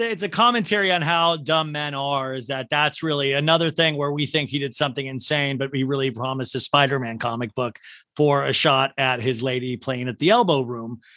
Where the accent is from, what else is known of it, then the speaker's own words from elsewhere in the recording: Olathe, Kansas, United States; I'm from Olathe, Kansas